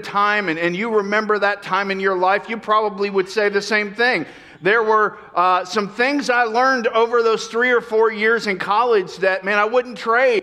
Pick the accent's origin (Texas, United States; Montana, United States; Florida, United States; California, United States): Florida, United States; moved away as an adult; also born or lived in New York; I grew up in Florida where we had a couple hours of fall